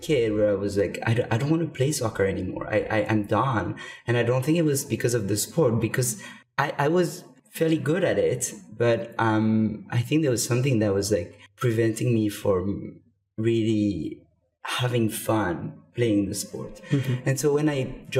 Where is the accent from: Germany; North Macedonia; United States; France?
France; moved away as an adult; now in Vancouver, Canada; I moved to Canada. I'm from France originally. I moved to Canada in 2011